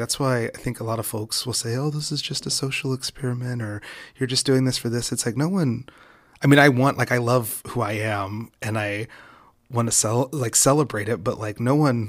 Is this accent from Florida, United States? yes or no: no; West Virginia, United States; I grew up in West Virginia. I'm biracial.